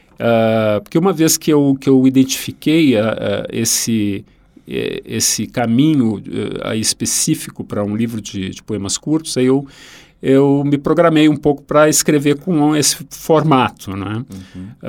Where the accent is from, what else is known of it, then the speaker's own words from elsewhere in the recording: Rio Grande do Sul, Brazil; um autor da minha terra